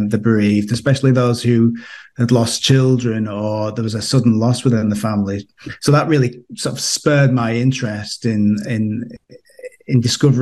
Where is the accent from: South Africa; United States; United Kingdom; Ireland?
United Kingdom; moved away as an adult; now in Austria; you may detect from my accent that I'm from the UK originally